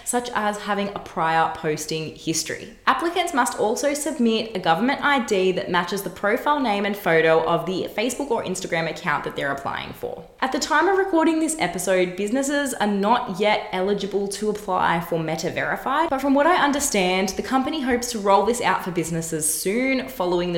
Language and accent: English; Australia; here in my home country, Australia